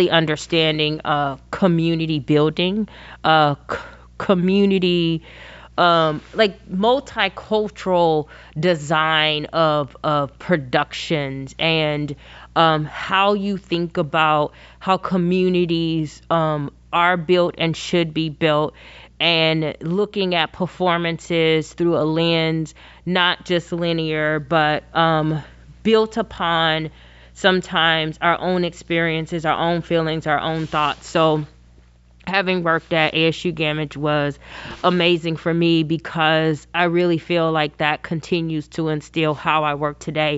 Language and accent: English; Georgia, United States; moved away as an adult; also born or lived in Kentucky; now in Arizona, United States; I grew up in Georgia, not born, but grew up in Georgia